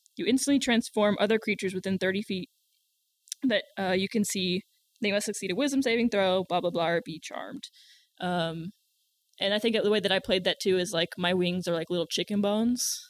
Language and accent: English; the South, United States; accent: country; I'm from the South